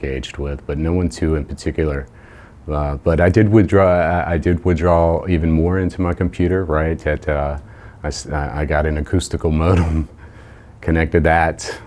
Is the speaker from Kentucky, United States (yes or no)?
no; Jacksonville, Florida, United States; moved away as an adult; also born or lived in Indiana / Chicago; I was born and raised in Jacksonville, Florida